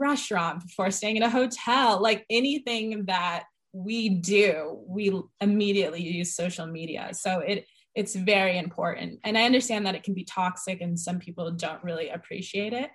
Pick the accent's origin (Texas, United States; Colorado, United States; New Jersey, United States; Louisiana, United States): Colorado, United States; Boulder; also born or lived in Denver, Colorado; I loved growing up here. I didn't realize that I loved growing up here until later